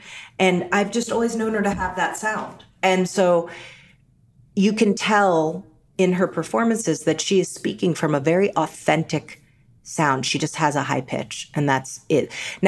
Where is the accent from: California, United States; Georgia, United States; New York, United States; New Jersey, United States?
New York, United States; me too, I grew up in New York and my mom, you know, it was just a different time.